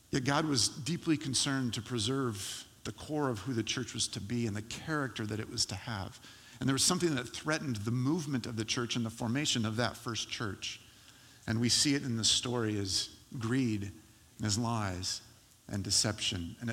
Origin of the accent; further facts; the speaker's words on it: California, United States; now in Portland, United States; I do not consider myself eligible to be teased or made fun of as a Californian any longer. I'm a Portland, I'm an Oregonian.